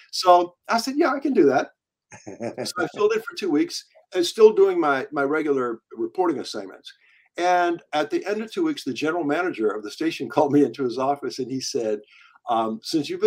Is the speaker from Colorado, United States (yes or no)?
no; Virginia, United States; the little rural hick town where I grew up in Virginia